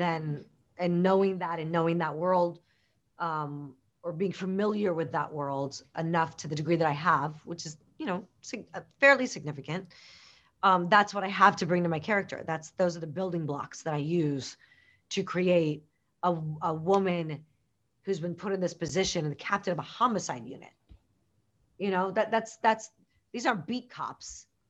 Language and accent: English; Chicago, Illinois, United States; I grew up in Chicago